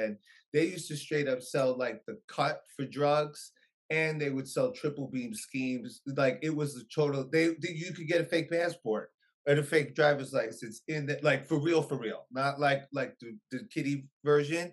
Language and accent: English; New York City, New York, United States; also born or lived in SoHo, New York City; I was born, yes, I was raised in Hell's Kitchen, New York City.